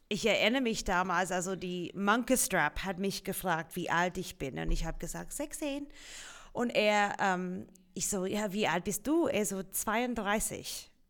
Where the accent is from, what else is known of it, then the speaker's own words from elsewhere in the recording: Australia; first language English; German is a second language; moved away; Ja, ich komme aus Australien